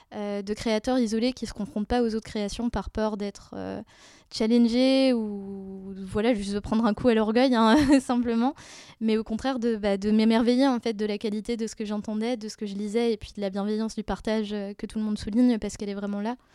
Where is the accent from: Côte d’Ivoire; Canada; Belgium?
Belgium; Brussels, Brussels-Capital Region; moved away as an adult; now in Paris, France; je viens de Bruxelles.